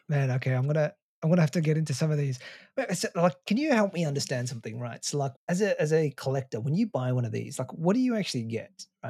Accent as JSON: {"language": "English", "town": "Melbourne", "region": "Victoria", "country": "Australia", "tie": "born or raised there", "said": "I grew up in Australia, in Melbourne."}